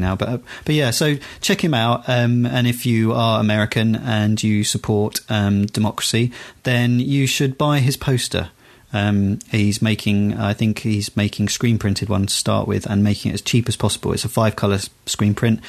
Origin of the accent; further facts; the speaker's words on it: United Kingdom; I'm British